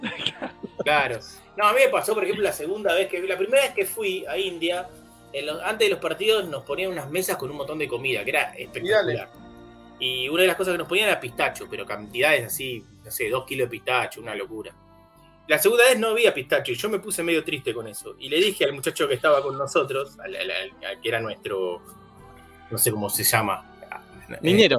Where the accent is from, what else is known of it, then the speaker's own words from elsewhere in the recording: Argentina; soy bastante argentino